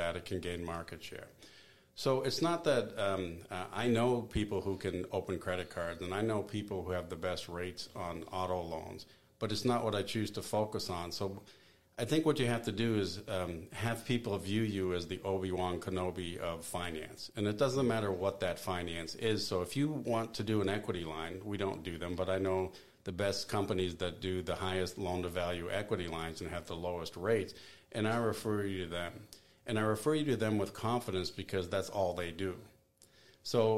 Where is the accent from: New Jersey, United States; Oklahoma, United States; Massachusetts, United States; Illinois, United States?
Massachusetts, United States; Boston; moved away as an adult; also born or lived in New York / Seattle, Washington; now in Greensboro, United States; I grew up in Boston, lived in New York, lived in Seattle